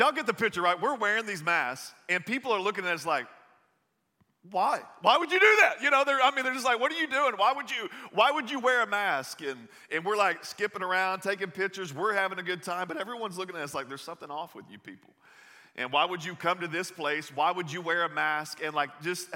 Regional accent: the South, United States; accent: Southern; I grew up in the South. You'll hear this in my voice a little bit

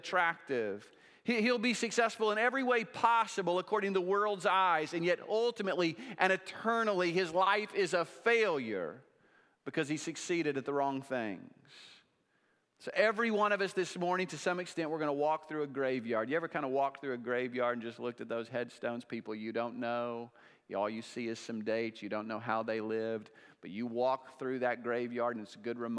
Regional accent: Oklahoma, United States; now in Lenexa, United States; I'm from Oklahoma

